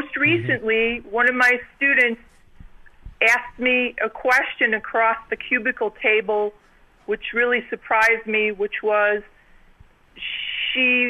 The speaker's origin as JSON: {"language": "English", "town": "Chicago", "region": "Illinois", "country": "United States", "tie": "born or raised there", "moved": "as an adult", "lives_now": "Tucson, United States", "said": "I just moved to Tucson recently, but I was born and raised in Chicago, Illinois"}